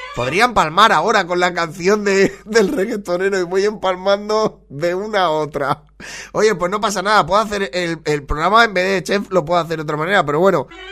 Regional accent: Valencian Community, Spain; la gente de mi tierra

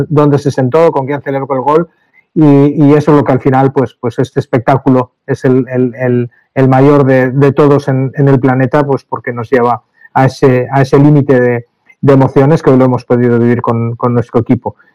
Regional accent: Castellón de la Plana, Valencian Community, Spain; Sabemos de dónde venimos, venimos de Castellón, una capital eh, pequeña de provincia donde, donde el, amor a, unos colores es, muy grande porque, porque viene pasando de, de padres a hijos, de, de madres a hijas y, lo llevamos muy dentro.

